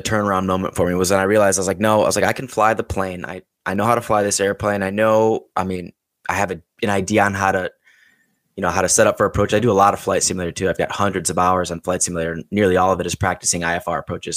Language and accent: English; Chicago, Illinois, United States; moved away; I'm from Chicago originally.